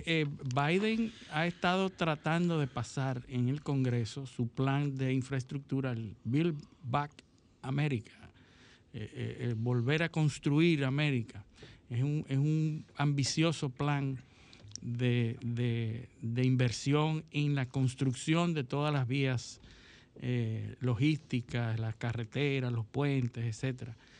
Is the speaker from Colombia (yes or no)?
no; Dominican Republic; yo como dominicano